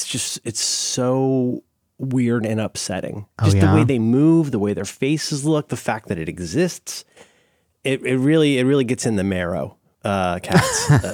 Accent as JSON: {"language": "English", "region": "Ohio", "country": "United States", "said": "I'm from Ohio."}